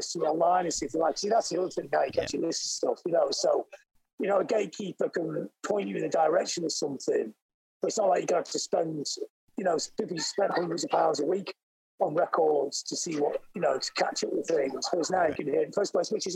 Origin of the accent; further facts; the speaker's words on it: Blackpool, North West England, United Kingdom; we were growing up in Blackpool in England, which is a seaside town